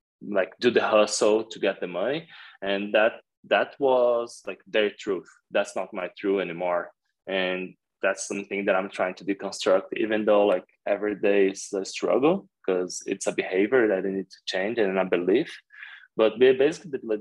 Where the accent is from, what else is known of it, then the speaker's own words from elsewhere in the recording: Brazil; moved away as an adult; also born or lived in Jakarta, Indonesia; growing up in Brazil